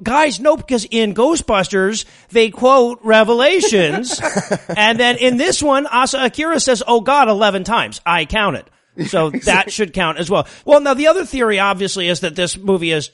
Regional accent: Detroit, Michigan, United States; I'm from Detroit

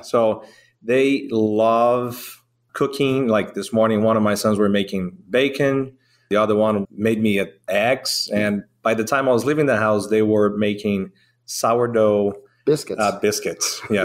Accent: Brazil; now in Georgia, United States; I'm from Brazil.

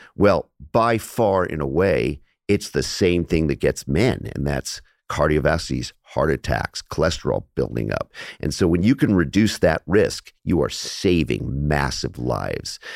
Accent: Los Angeles, California, United States; I grew up in Los Angeles

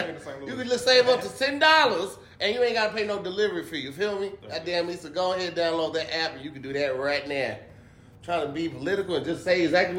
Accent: East St. Louis, Illinois, United States; I'm actually from East St.

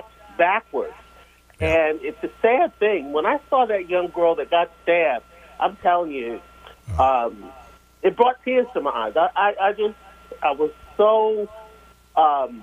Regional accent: New York, United States; now in Baltimore, United States; I'm from New York

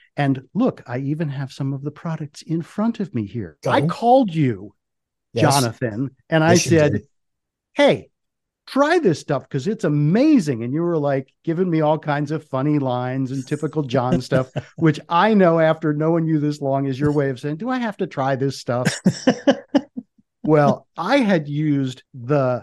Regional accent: Washington, District of Columbia, United States; I grew up in the Washington, D.C. area

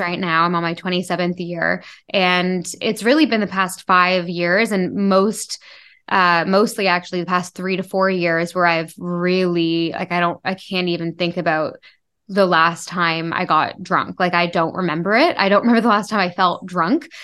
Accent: Toronto, Ontario, Canada; I grew up in a big city. I grew up in Toronto

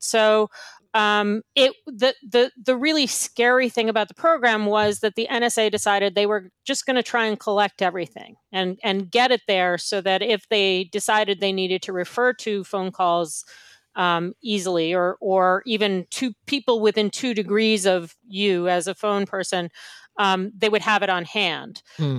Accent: United States; now in Ireland; as an American citizen, even though I'm in Ireland.

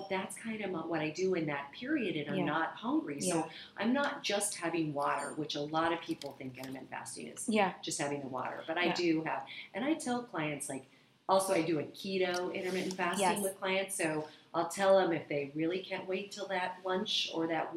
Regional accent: Arizona, United States; now in Los Angeles, United States; I come from Arizona originally

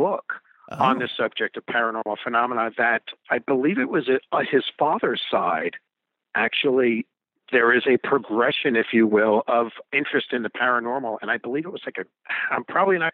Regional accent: Hudson Valley, New York, United States; I was born and raised in the Hudson Valley, New York State

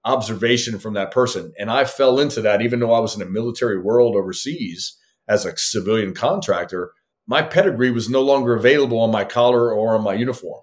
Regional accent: southern Louisiana, United States; moved away as an adult; I grew up in Louisiana, and there's no hills and mountains in southern Louisiana

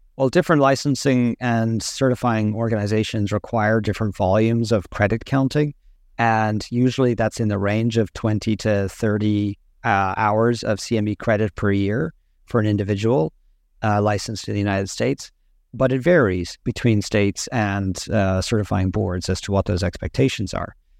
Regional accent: Ireland; moved away as an adult; also born or lived in Boston; I grew up and trained in Ireland

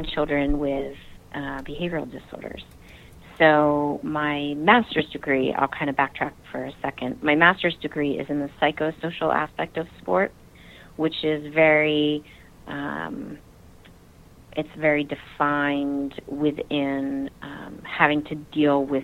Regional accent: New Jersey, United States; also born or lived in Utah; Yes, I am originally a Jersey girl. I grew up in New Jersey

